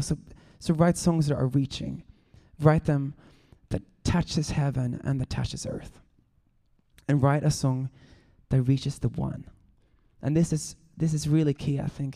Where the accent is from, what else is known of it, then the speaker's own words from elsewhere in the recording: Sweden; now in Los Angeles, United States; I'm from Sweden, but I am now a Californian.